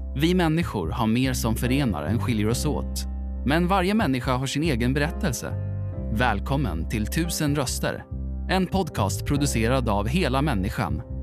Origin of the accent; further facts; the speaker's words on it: Skutskär, Uppsala County, Sweden; moved away as an adult; also born or lived in Kalix / Haparanda / Byske; now in Skellefteå, Sweden; Alltså jag är född i Uppsala och uppväxt i Skutskär